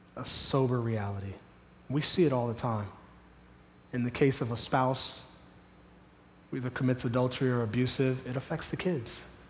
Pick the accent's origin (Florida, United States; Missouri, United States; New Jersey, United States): Florida, United States; Miami; now in Sarasota, United States; I grew up in Miami